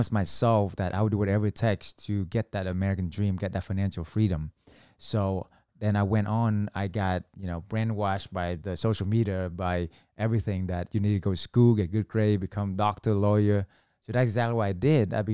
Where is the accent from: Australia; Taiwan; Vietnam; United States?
Vietnam; moved away; So I was an immigrant from Vietnam. Uh, we came here, all four of us had to sleep on one mattress.